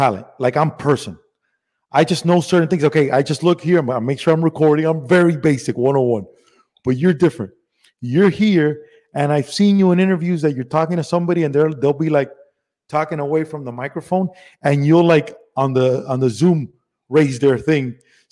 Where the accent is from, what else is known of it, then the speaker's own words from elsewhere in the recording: Miami, Florida, United States; also born or lived in Cuba / Las Vegas; Went to Spain here in Miami